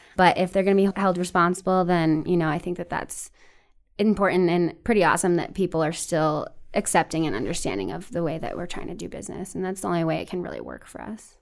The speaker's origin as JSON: {"language": "English", "town": "Denver", "region": "Colorado", "country": "United States", "tie": "born or raised there", "lives_now": "Fort Collins, United States", "said": "I grew up in the Greater Denver area"}